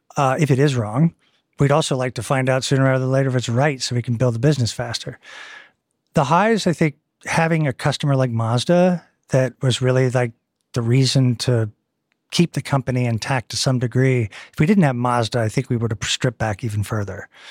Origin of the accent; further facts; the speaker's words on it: Eastern Seaboard, United States; moved away as an adult; also born or lived in Texas / Southern California; now in Cambridge, United Kingdom; I'm from the Eastern Seaboard